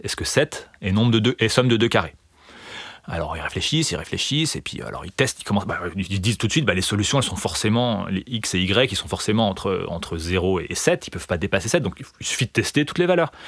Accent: Remiremont, Grand Est, France; j'ai grandi dans les Vosges, donc dans, l'est de la France, dans une petite ville qui s'appelle Remiremont. Et donc j'ai fait toute ma scolarité jusqu'au lycée à cet endroit-là

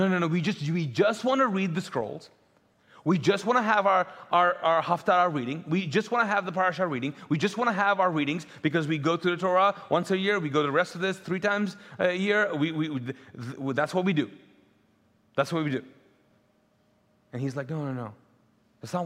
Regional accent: Pakistan; first language Urdu; English is a second language; now in Charlotte, United States; I'm Pakistani, neighboring country

